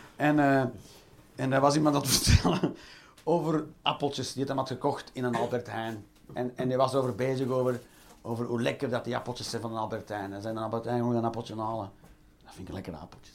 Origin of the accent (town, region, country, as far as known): Belgium